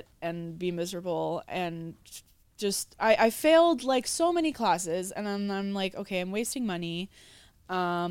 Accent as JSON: {"language": "English", "town": "Philadelphia", "region": "Pennsylvania", "country": "United States", "tie": "born or raised there", "moved": "as an adult", "said": "I'm from Philly originally. Okay. So I lived, Philly suburbs technically. I lived out there my whole life pretty much"}